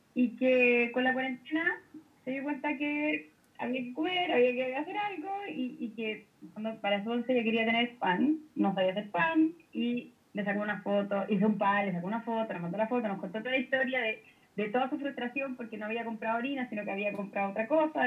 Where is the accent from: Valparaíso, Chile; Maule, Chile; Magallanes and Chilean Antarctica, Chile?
Maule, Chile; Talca; moved away; Yo vengo de Talca, papá viene viene del campo